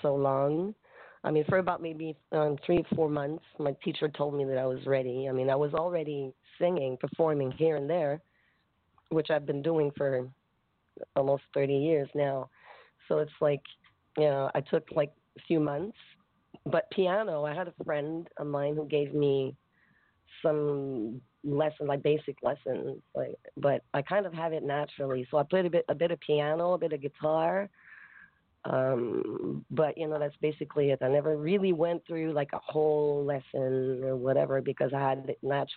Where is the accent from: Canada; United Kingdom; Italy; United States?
Canada; Grand-Mère, Quebec; now in Montreal, Canada; I was born in Quebec. From a very, very small town